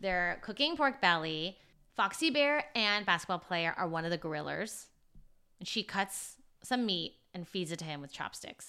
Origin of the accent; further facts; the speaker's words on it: United States; I stood out, I think, as an American